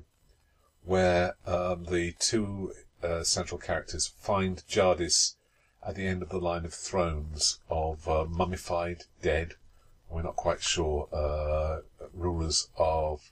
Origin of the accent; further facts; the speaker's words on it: England, United Kingdom; that's as far as we got, being English